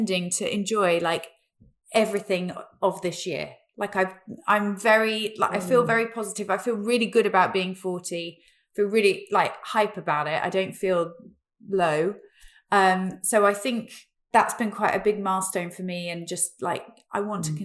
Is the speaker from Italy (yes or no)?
no; Peterborough, East of England, United Kingdom; I grew up in Peterborough